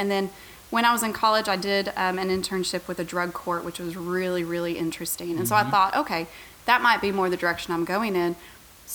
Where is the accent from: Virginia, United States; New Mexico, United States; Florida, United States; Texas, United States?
New Mexico, United States; Santa Fe; moved away as an adult; I was born and raised there. Lived there until I was 18 and went off to college